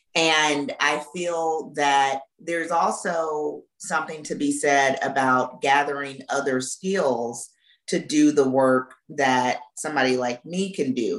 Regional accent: Florence, Alabama, United States; moved away; also born or lived in Mississippi; I grew up in Florence, Alabama

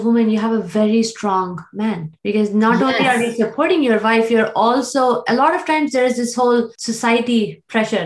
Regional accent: India; moved away; I grew up in India too

